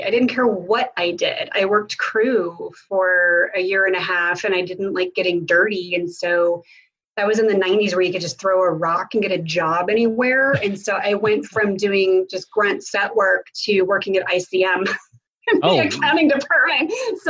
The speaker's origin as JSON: {"language": "English", "town": "Tulsa", "region": "Oklahoma", "country": "United States", "said": "You know, I'm from Tulsa."}